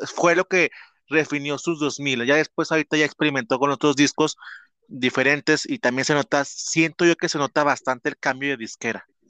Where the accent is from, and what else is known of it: Mexico; born or raised there